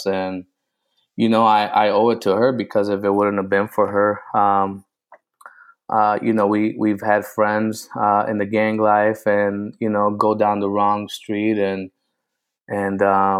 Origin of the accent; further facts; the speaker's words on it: New Britain, Connecticut, United States; moved away; also born or lived in Puerto Rico / New York / Michigan; We grew up in New Britain, Connecticut. So you know, when I was born in Puerto Rico, and from Puerto Rico, my mother brought us to New York.